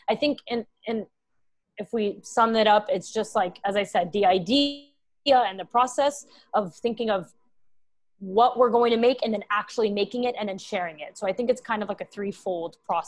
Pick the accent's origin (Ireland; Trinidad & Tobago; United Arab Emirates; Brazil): United Arab Emirates; Dubai; also born or lived in Texas, United States; now in New York, United States; I live in New York City, Big Apple baby, but I am originally Lebanese and Syrian, and I grew up in Dubai. But I also was born in Texas, so I'm all over the place.